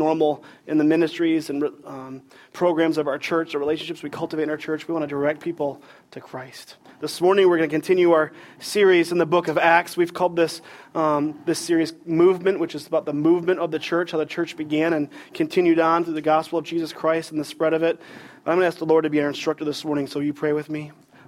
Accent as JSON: {"language": "English", "region": "Michigan", "country": "United States", "tie": "born or raised there", "moved": "yes", "lives_now": "Raleigh, United States", "said": "I grew up in Michigan"}